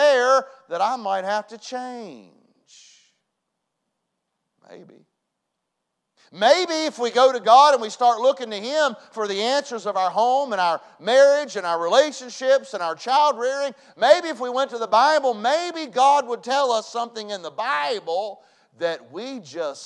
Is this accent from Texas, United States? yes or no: no; West Virginia, United States; I was raised in West Virginia.